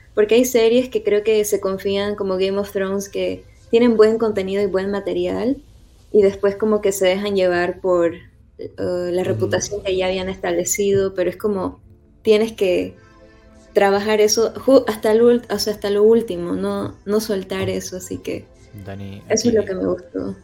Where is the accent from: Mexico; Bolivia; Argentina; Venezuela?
Bolivia; Santa Cruz de la Sierra, Santa Cruz; moved away as an adult; now in Houston, United States; ahorita vivo en Houston y estoy acá desde hace casi 10 años, pero soy de Santa Cruz, soy camba de corazón